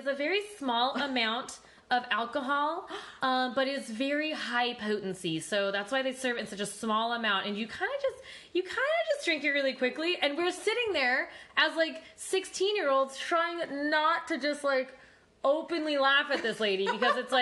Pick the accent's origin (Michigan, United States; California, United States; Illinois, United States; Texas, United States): California, United States; Growing up in California, especially for me, like I said, I went to public school.